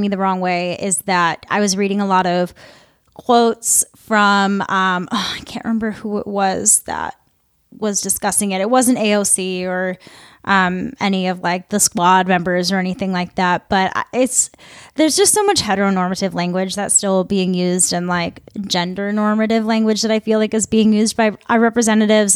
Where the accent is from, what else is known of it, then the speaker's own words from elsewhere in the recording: Midwest, United States; I'm from the Midwest.